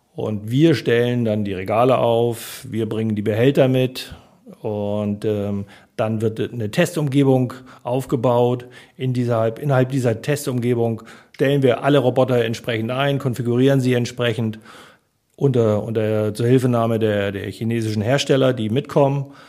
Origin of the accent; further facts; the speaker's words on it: Harburg district, Lower Saxony, Germany; moved away as an adult; also born or lived in Munich; now in Hamburg, Germany; Landkreis Harburg, da komme ich her